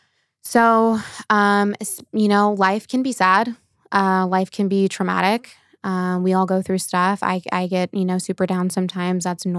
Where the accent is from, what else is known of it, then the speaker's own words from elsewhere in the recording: Norco, California, United States; So I was born and raised in Norco, California, which is like in the Corona area. So I've been in Southern California my whole life